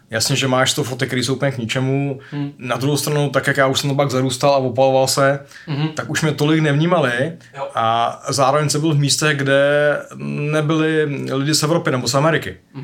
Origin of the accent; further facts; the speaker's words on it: Czechia; já jsem tady z Čech